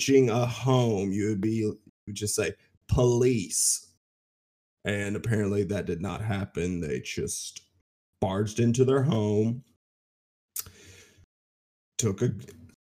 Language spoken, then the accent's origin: English; the South, United States; I say that as a Southerner myself